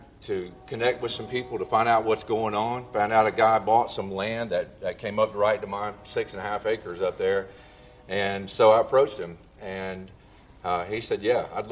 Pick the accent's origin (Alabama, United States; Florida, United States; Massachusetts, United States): Alabama, United States; Monroeville; also born or lived in Montgomery, Alabama; now in Arbor Springs, United States; went back to my 20th high school reunion in Monroeville, Alabama